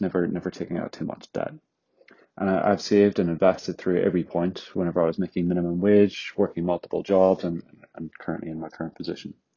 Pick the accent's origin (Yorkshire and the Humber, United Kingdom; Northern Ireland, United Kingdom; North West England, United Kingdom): Northern Ireland, United Kingdom; accent: Northern Irish; now in London, United Kingdom; my accent is from Northern Ireland